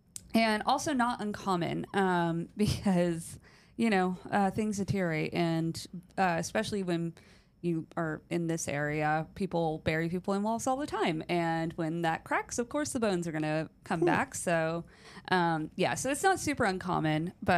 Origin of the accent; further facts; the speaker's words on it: Connecticut, United States; We are from Connecticut, but typically go down about twice a year to visit them and are planning to move down in 2025.